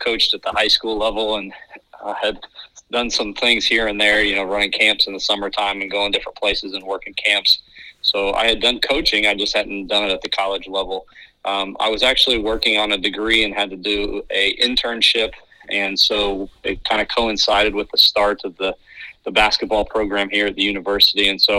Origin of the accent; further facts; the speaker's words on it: Indiana, United States; moved away; also born or lived in North Carolina; I'm from Indiana, so it's kind of in my blood. We ended up moving, and I ended up graduating and going to high school in North Carolina.